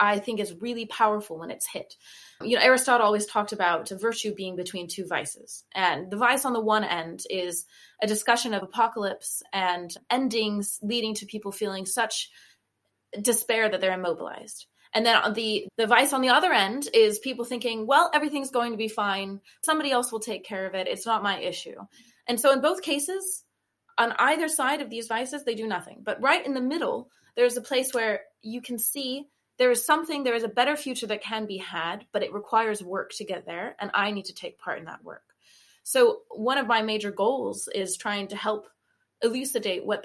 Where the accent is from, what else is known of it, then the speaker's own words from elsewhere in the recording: Los Angeles, California, United States; moved away; I'm from Los Angeles. I grew up with wildfires